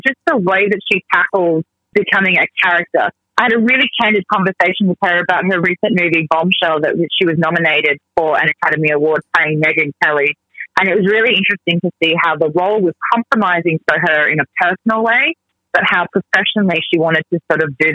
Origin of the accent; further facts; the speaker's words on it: Australia; moved away; I am from Australia